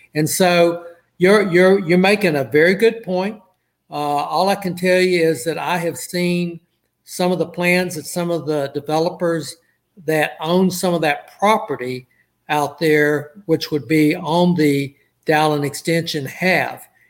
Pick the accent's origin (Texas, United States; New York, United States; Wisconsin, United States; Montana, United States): Texas, United States; Port Arthur; he and I grew up in Port Arthur together